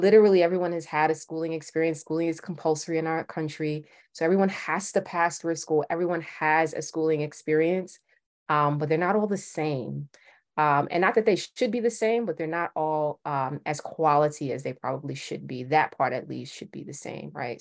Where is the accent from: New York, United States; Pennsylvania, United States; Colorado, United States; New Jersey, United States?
New York, United States; New York City; I'm from Brooklyn